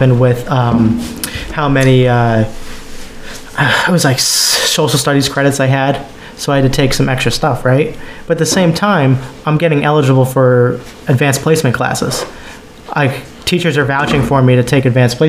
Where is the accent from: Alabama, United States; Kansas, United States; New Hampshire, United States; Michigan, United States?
New Hampshire, United States; rural; I graduated high school in rural New Hampshire